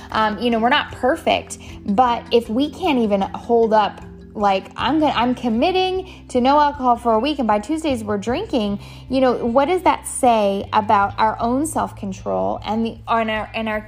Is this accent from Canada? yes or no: yes; Canada; also born or lived in San Diego, United States; now in South Carolina, United States; I live in South Carolina, born and raised in Canada. Uh, have been migrating my whole life and then somehow migrated really east. Um, I spent the majority of my years in San Diego, California, and now we reside in the beautiful state of South Carolina.